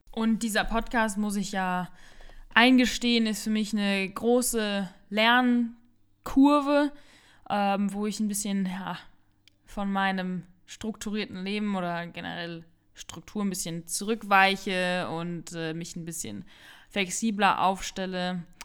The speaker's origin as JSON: {"language": "German", "region": "Rhineland-Palatinate", "country": "Germany", "tie": "born or raised there", "also_born_or_lived": "Sauerland", "moved": "as an adult", "said": "Meine Eltern hat es aber dann in die Pfalz verschlagen"}